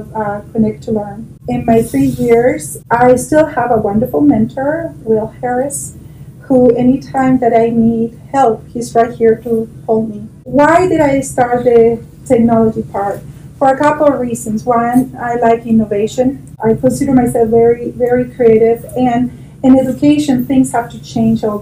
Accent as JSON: {"language": "English", "country": "Chile", "moved": "as an adult", "lives_now": "Eagle County, United States", "said": "I'm from Chile, South America."}